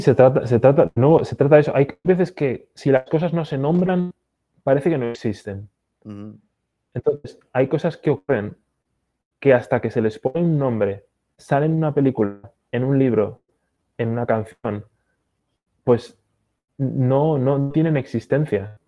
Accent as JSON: {"language": "Spanish", "region": "Basque Country", "country": "Spain", "tie": "born or raised there", "also_born_or_lived": "Galicia", "moved": "yes", "lives_now": "United States", "said": "ni en mi pueblo se come paella. Eh, yo en la escuela hablaban en euskera, no en, no en español. Mi familia habla gallego-portugués"}